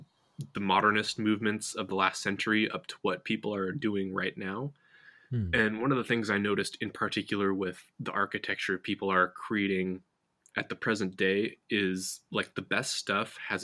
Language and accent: English; Portland, Oregon, United States; growing up in Portland